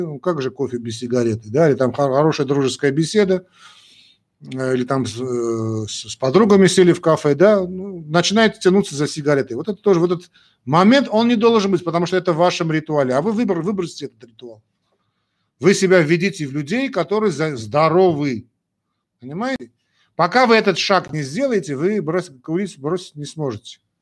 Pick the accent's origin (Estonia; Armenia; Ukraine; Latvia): Armenia; Мы часть армяне